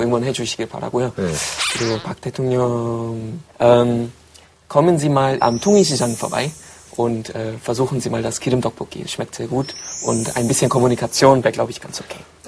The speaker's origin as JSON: {"language": "Korean", "country": "Germany", "second_language": "Korean", "moved": "as an adult", "lives_now": "South Korea"}